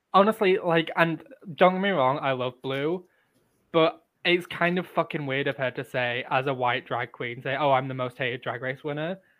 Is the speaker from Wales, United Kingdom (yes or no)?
no; Leeds, Yorkshire and the Humber, United Kingdom; we're both from Leeds